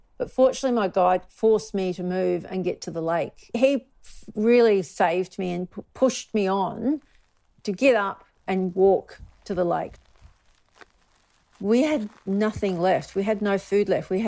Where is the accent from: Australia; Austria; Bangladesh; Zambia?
Australia; I'm from Australia. I live in the Yarra Ranges